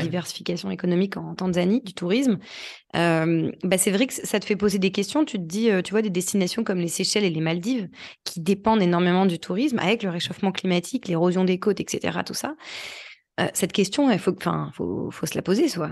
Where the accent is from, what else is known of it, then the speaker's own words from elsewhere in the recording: France; on est français